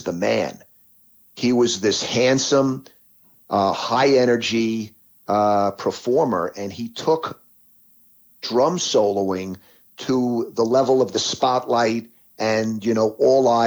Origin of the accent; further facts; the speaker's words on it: New York City, New York, United States; I grew up in New York City